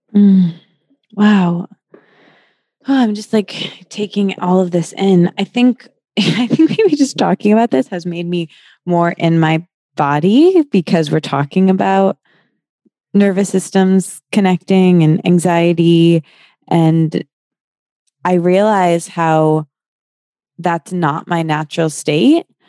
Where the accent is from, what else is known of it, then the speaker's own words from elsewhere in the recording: Midwest, United States; I'm from the Midwest